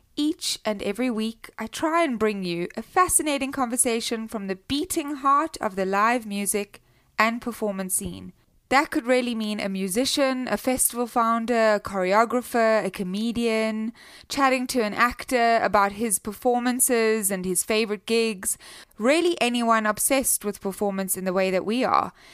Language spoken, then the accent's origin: English; South Africa; accent: South African; now in United States; I'm from South Africa